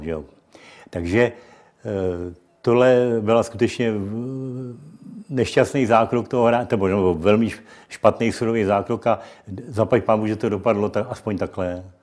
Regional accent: Czechia; jako Čech

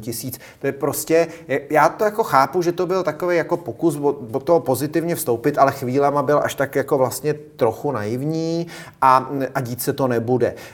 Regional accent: Czechia

